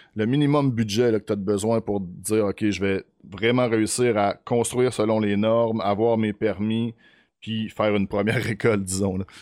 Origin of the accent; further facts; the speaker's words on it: Beauce, Quebec, Canada; moved away; moi, je viens de la Beauce. Mon père a une terre